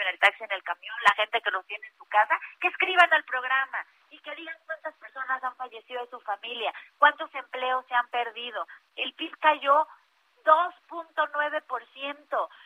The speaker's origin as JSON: {"language": "Spanish", "region": "Mexico City", "country": "Mexico", "said": "en la alcaldía Cuauhtémoc, de donde soy parte"}